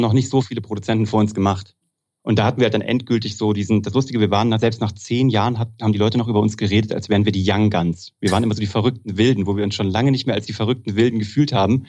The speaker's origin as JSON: {"language": "German", "town": "Kassel", "region": "Hesse", "country": "Germany", "tie": "born or raised there", "also_born_or_lived": "Cologne", "moved": "as an adult", "said": "ich komme aus Kassel, das ist Preußen"}